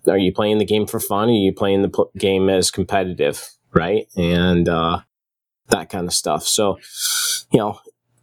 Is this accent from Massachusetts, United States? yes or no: no; outside the Detroit area, Michigan, United States; I grew up outside the Detroit area